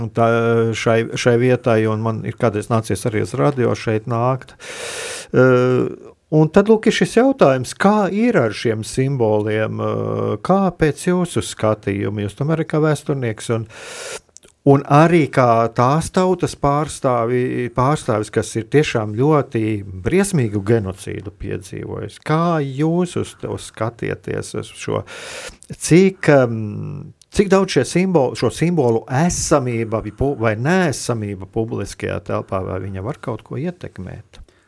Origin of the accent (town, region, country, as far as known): Latvia